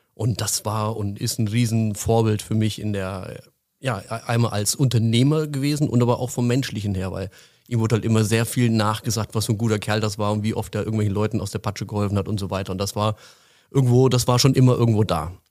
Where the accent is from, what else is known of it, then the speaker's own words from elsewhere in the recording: Frankfurt, Hesse, Germany; now in Allgäu, Germany; Ursprünglich komme ich äh, aus der Frankfurter Ecke. Mich hat es vor einigen Jahren dann ins Allgäu verschlagen